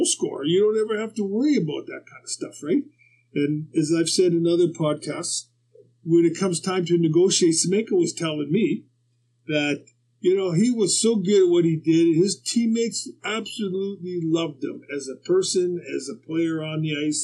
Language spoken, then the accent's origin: English; Winnipeg, Manitoba, Canada; growing up in Winnipeg